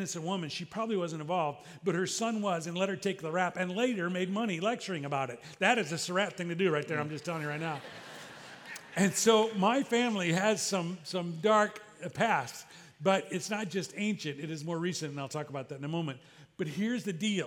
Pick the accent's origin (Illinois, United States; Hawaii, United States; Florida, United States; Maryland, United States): Illinois, United States; I was raised in Illinois